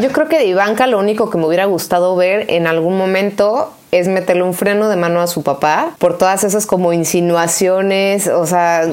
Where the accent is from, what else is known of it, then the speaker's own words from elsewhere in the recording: Mexico; unirnos nuevamente como mexicanos